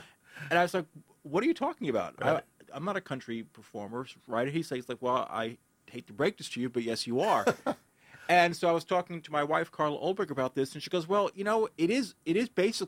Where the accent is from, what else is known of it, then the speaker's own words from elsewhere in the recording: New York City, New York, United States; moved away as an adult; now in New Jersey, United States; I grew up in the Bronx, and I've been saying that Jersey is, you know, it's a temporary thing. But at a certain point, when I've lived longer in New Jersey than New York, I can't say that.